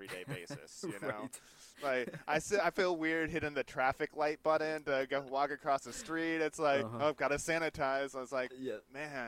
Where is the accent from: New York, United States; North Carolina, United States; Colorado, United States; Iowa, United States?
Iowa, United States; moved away; I'm from Iowa originally